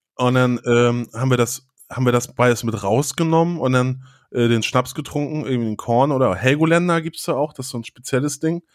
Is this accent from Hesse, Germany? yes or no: no; a village near Flensburg, Schleswig-Holstein, Germany; also born or lived in Hannover; now in Hamburg, Germany; Bei mir war es ja so auf dem Dorf und dann hat man die nur, oder ich bin ja auf dem Dorf da zur Schule gegangen, aber zum Feiern sind natürlich dann alle nach Flensburg reingefahren